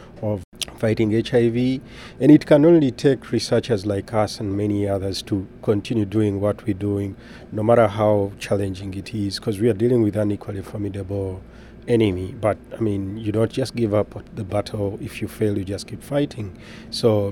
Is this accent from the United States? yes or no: no; Uganda; moved away; I am originally from Uganda in East of Africa and Sub-Saharan Africa